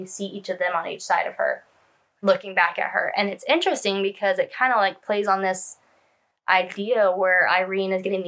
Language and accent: English; California, United States; moved away; I was born in California